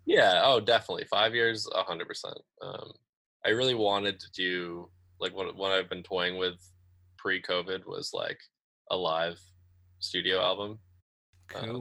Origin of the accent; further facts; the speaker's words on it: Great Barrington, Massachusetts, United States; Great Barrington, which is my hometown